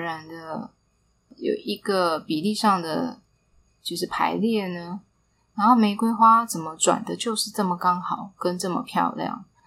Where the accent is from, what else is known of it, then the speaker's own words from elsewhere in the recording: Taipei, Taiwan; 我记得我小时候其实是不是很喜欢离开 台北去到其他的乡镇